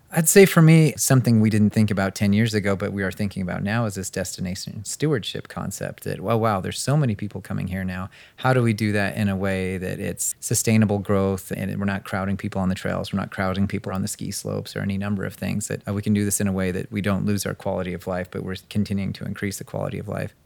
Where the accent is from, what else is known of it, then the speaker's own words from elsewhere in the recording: Brigham City, Utah, United States; moved away; coming back to Utah, I was originally from Brigham